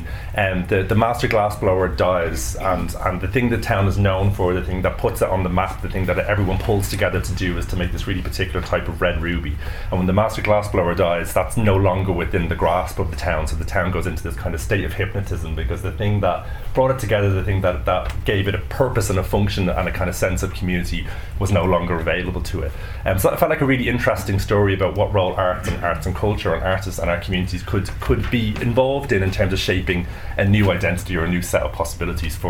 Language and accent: English; Dublin, Leinster, Ireland; I grew up in Dublin on the kind of cusp of the boundary between Santry and Ballymun